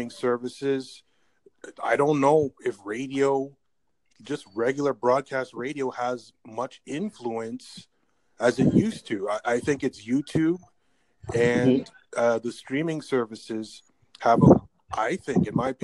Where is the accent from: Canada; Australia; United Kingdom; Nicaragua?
Canada; I'm from Canada. I'm living in Canada